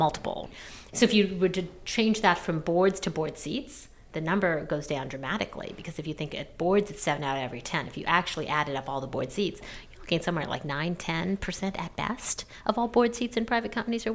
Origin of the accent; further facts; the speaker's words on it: Canada; moved away as an adult; also born or lived in New York, United States / London, United Kingdom; I grew up in Canada. I moved down to New York after college